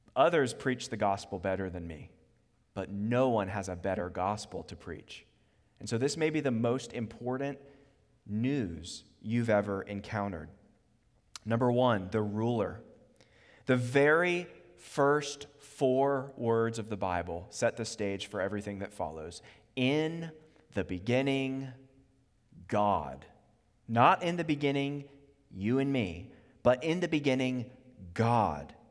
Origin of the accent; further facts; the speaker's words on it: Charlottesville, Virginia, United States; also born or lived in Harrisonburg, Virginia; now in Richmond, United States; I grew up in Charlottesville until the age of eighteen